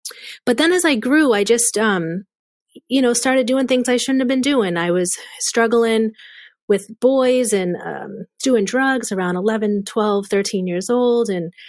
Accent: Boston, Massachusetts, United States; accent: Boston; We grew up in the North Shore area of Boston.

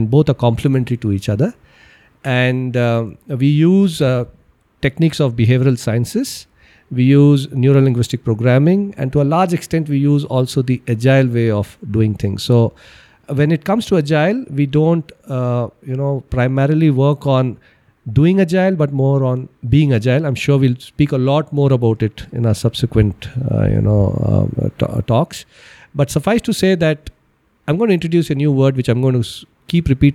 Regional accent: Bangalore, Karnataka, India; I'm basically from Bangalore. I graduated from Christ

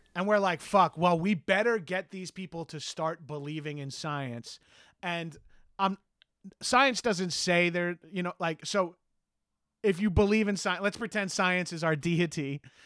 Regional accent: Long Island, New York, United States; moved away; also born or lived in Los Angeles; I'm from Long Island, and I've lived in New York City and Los Angeles.

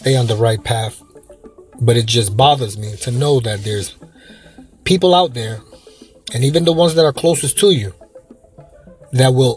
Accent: New York, United States; now in Florida, United States; I'm from New York, but the state of Florida where I live now

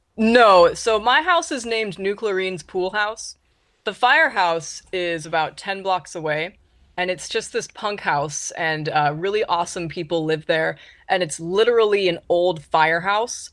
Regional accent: Ventura, California, United States; moved away as an adult; now in Seattle, United States; I'm from Southern California, Ventura.

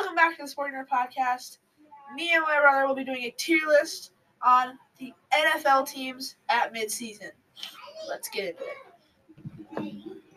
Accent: Chicago, Illinois, United States; we're from Chicago

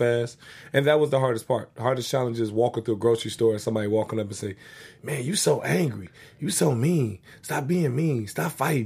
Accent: United States; also born or lived in Inglewood, California / Chicago, Illinois; growing up in Inglewood and Chicago

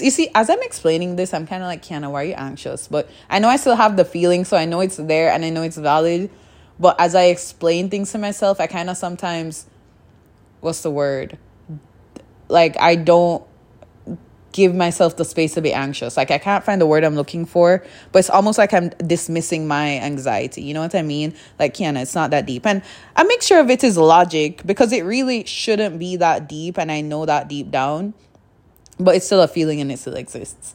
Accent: Kingston, Jamaica; now in Canada; I grew up in Jamaica, so in Jamaica, small little c, city of, or city? Town? Kingston, in Kingston.

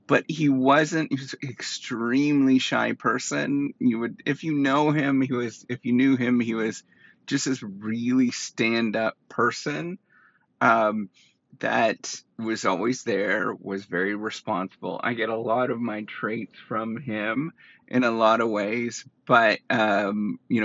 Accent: Dryden, Ontario, Canada; moved away; I went back to my hometown, Dryden, Ontario

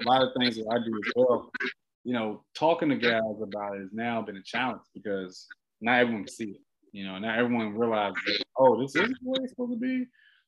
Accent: Washington, District of Columbia, United States; moved away; I'm originally from Washington, D.C.

